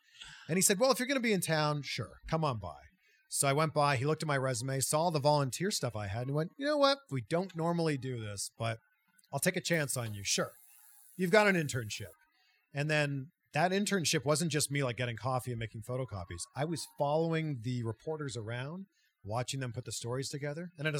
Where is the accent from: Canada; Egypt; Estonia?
Canada; 60 miles from Peterborough, Ontario; There was a small TV station 60 miles from my hometown in a small town called Peterborough, Ontario.